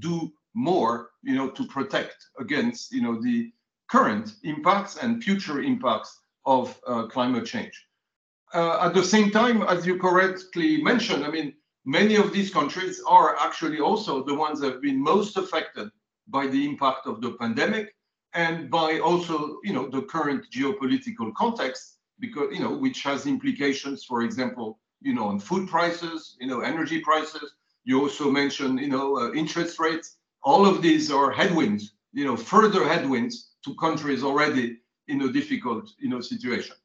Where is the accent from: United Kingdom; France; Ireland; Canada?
France; I grew up in France, so I'm a bit Cartesian